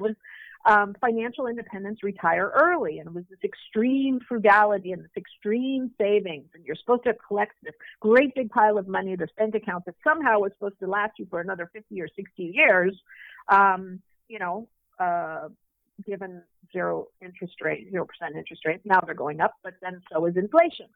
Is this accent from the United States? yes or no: yes; Minnesota, United States; moved away as an adult; now in Mexico; I grew up in Minnesota. I grew up on the water.